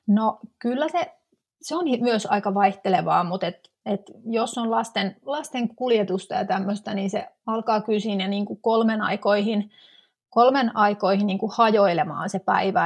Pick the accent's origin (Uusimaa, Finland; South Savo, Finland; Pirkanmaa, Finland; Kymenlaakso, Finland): Pirkanmaa, Finland; Tampere; moved away as an adult; now in Helsinki metropolitan area, Finland; 2005 vuonna mä muutin sitten pääkaupunkiseudulle Tampereelta, mistä, mistä on kotoisin